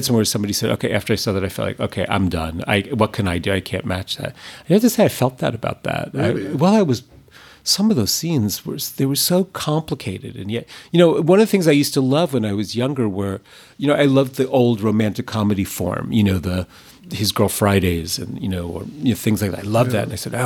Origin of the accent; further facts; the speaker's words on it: New York, United States; I'm not from LA, I'm from New York